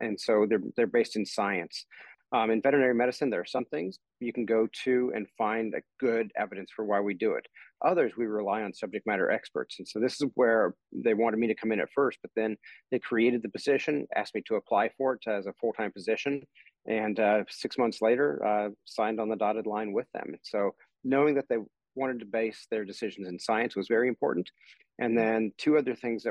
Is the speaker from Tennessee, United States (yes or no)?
no; Kansas, United States; I'm from Kansas, grew up in Kansas